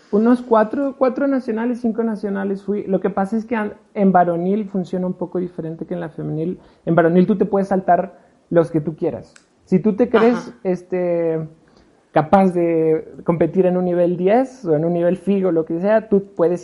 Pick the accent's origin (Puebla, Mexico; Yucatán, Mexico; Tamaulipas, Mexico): Puebla, Mexico; also born or lived in Mexico City; yo nací en el DF, pero soy más poblano que el chile en nogada